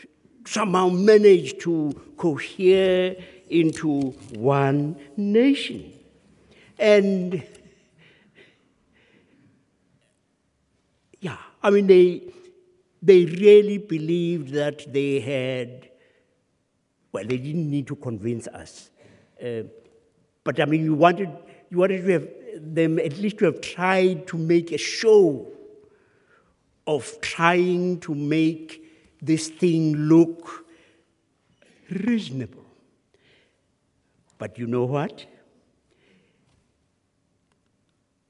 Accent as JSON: {"language": "English", "country": "South Africa", "said": "My forebears and all of those had been born and bred in South Africa"}